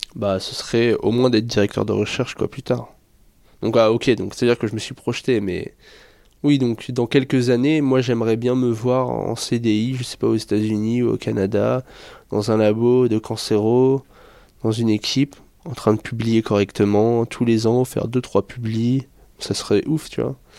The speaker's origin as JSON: {"language": "French", "country": "France", "said": "d'où je viens, je viens de la France"}